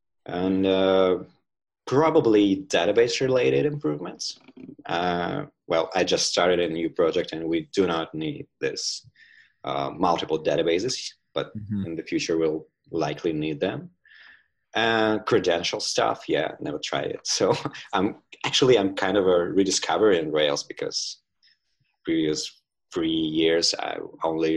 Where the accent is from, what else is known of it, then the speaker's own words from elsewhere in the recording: Tula, Tula Oblast, Russia; Tula is my hometown in Russia